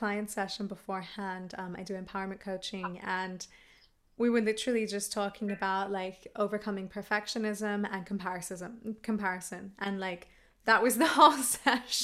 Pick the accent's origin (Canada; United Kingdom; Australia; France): Australia; I'm Australian